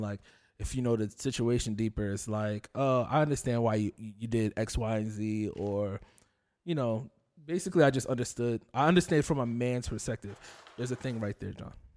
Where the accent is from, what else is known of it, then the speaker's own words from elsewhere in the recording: Union, United States; I grew up in Union